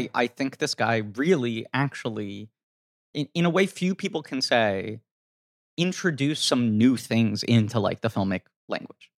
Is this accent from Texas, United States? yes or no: no; New York City, New York, United States; as a kid growing up in New York City